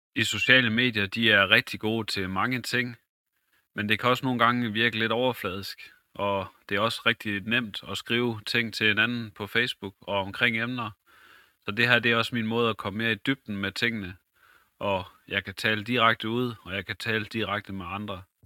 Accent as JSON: {"language": "Danish", "town": "Vrandsted", "region": "North Denmark Region", "country": "Denmark", "tie": "born or raised there", "also_born_or_lived": "Skøtrup", "said": "Jeg er født og opvokset i Brandsted og i Lykken."}